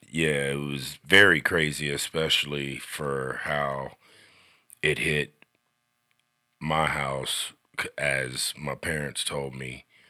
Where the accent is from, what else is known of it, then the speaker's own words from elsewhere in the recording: Xenia, Ohio, United States; now in Sidney, Ohio, United States; I was born and raised in Xinyi, Ohio